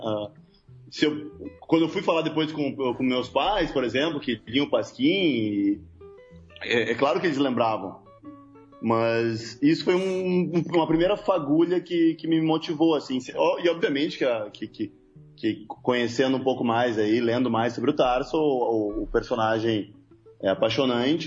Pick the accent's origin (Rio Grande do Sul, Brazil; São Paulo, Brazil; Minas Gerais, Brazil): Rio Grande do Sul, Brazil; Porto Alegre; nós somos de Porto Alegre